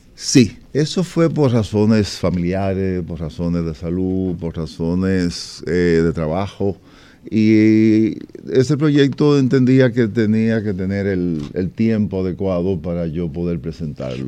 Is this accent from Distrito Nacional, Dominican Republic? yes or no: no; Moca, Espaillat, Dominican Republic; en mi pueblo natal, Moca